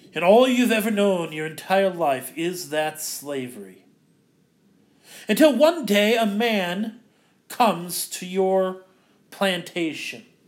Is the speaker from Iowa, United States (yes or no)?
yes; Ankeny, Iowa, United States; moved away as an adult; also born or lived in Mequon, Wisconsin; I'm from Ankeny